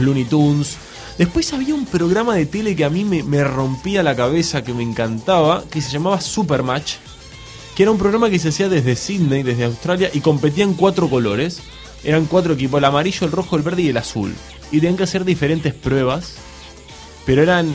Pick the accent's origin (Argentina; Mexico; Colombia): Argentina; now in Spain; soy argentino